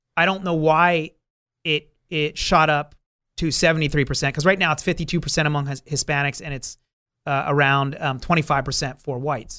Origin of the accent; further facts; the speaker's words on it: New Jersey, United States; now in Southern California, United States; That was back on the East Coast. I, I'm from New Jersey.